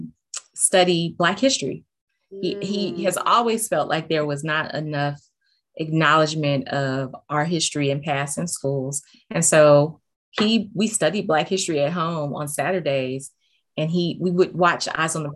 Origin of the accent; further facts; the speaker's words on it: Los Angeles, California, United States; I grew up in South Central LA back in the 90s